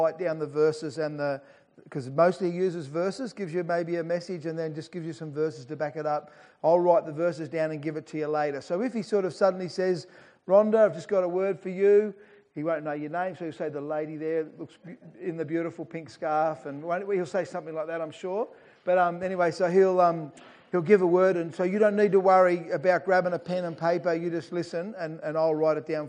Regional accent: Kyneton, Victoria, Australia; Kyneton was my hometown

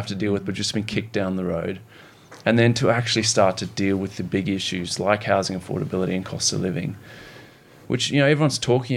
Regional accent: Zimbabwe; now in Australia; growing up in Zimbabwe, seeing the political and economic turmoil there

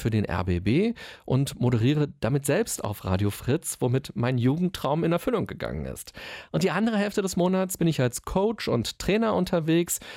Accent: Berlin, Germany; ich bin waschechter Berliner

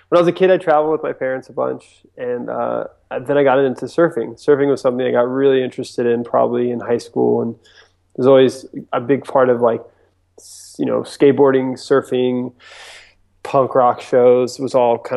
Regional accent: East Coast, United States; also born or lived in Japan; I was actually born and raised on the East Coast of the U.S. So I grew up in kind of everywhere between Virginia Beach, and uh, Florida.

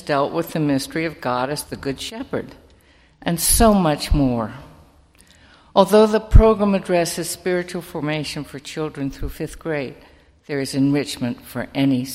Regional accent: Summit, New Jersey, United States; I grew up in Summit, another community I feel very strongly about

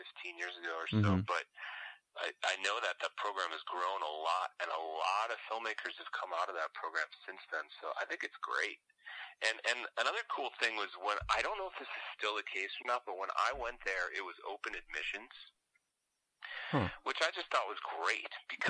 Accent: outside of Chicago, Illinois, United States; moved away; I grew up outside of Chicago. Most of my family's still there.

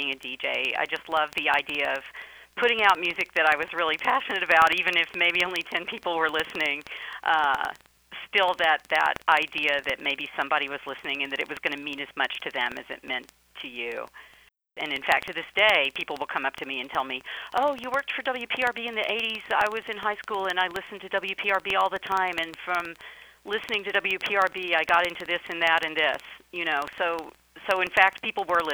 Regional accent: Alabama, United States; moved away; I grew up in Alabama in the 1970s and early 80s

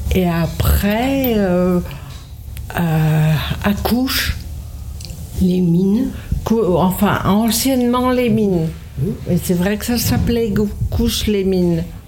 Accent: Sardinia, Italy; French is a second language; also born or lived in Rome / Lorraine; now in Montreuil, France; je suis née en Sardaigne, à Oussana

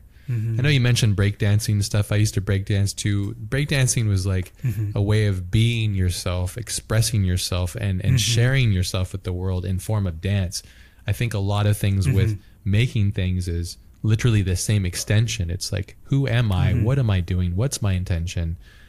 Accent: Hawaii, United States; I grew up in Hawaii too. So like Japanese culture is like deeply connected to Hawaii as well.

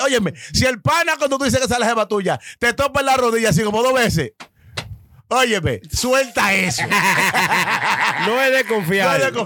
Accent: Dominican Republic; now in New York, United States; yo que soy dominicano

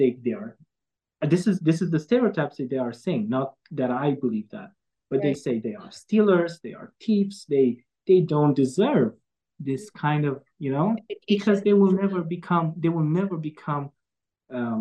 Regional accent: Romania

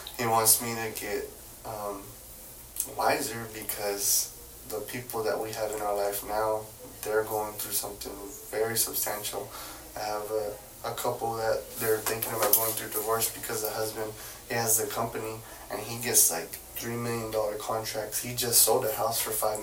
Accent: Fort Worth, Texas, United States; also born or lived in Dallas; I was born and raised in Fort Worth, so going to Dallas was like a different, it's a way different world

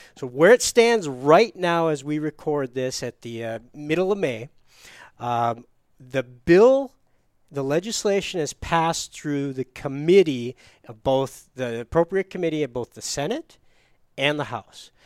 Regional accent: Upper Peninsula, Michigan, United States; so I grew up in Upper Peninsula, Michigan

